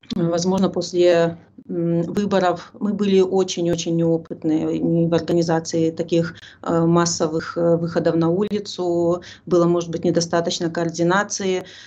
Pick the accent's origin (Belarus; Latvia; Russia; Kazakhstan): Belarus; мы белорусы